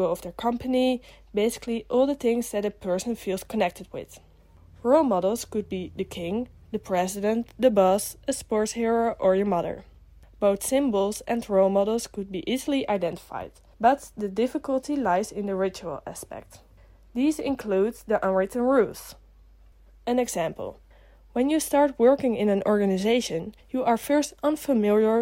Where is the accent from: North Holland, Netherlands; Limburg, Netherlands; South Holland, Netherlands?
North Holland, Netherlands; Amsterdam; I am a student from Amsterdam in the Netherlands.